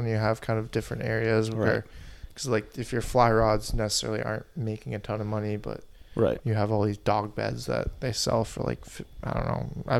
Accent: Burlington, Vermont, United States; Burlington, where we're originally from.

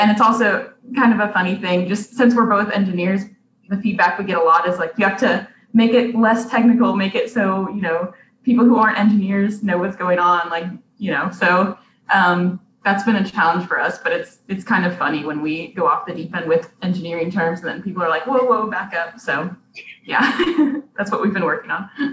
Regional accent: Cincinnati, Ohio, United States; now in Auburn, United States; I'm originally from Cincinnati, Ohio, and right now I'm a PhD student at Auburn University

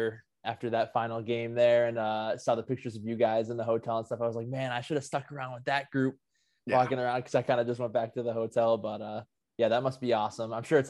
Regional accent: Western Massachusetts, United States; I grew up in Western Mass

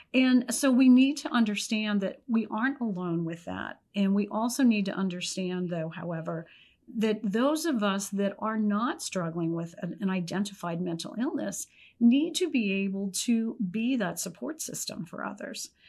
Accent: Pennsylvania, United States; moved away; I was from Pennsylvania

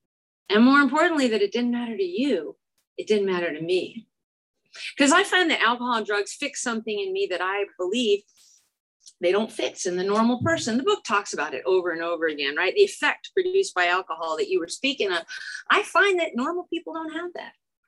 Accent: Chicago, Illinois, United States; now in California, United States; I am also from Chicago. I am from Chicago. I used to talk like I was from Chicago. And then I moved to California and they all made fun of me.

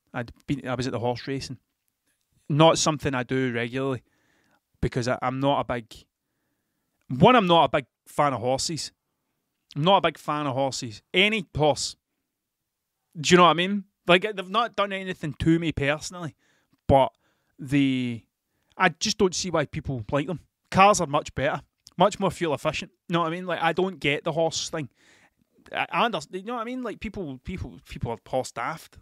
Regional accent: Scotland, United Kingdom; accent: Scottish

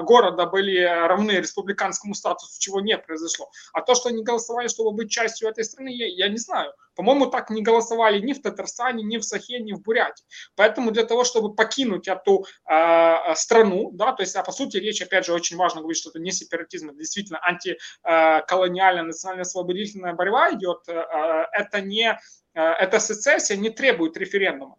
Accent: Ukraine; Russian is a second language; мое государство Украина

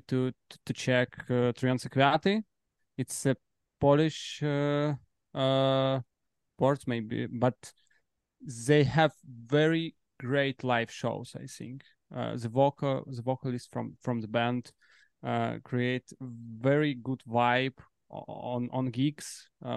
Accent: Belarus; now in Warsaw, Poland; We are from Belarus exactly, but now we're based in Poland.

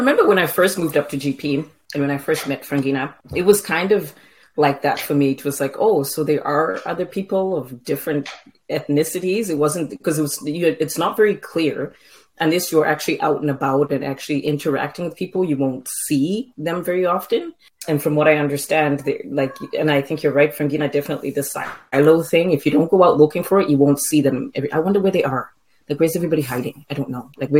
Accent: Zimbabwe; I met a lady from South Africa and she was like, oh, and I said, I'm from Zimbabwe. And she's like, oh, we're neighbors, but you don't sound anything like you're from Africa.

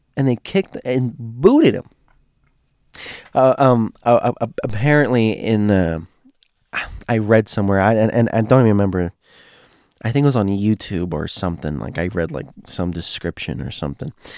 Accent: Florida, United States; I grew up in Florida

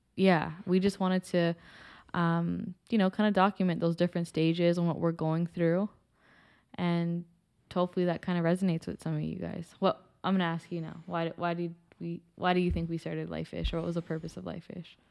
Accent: Toronto, Ontario, Canada; I am born and raised in Toronto as well, um, specifically in Scarborough my whole life.

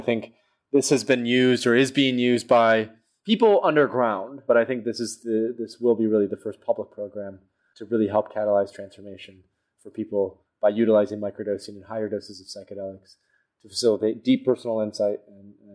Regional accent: Holland, Michigan, United States; where I grew up in Holland, Michigan.

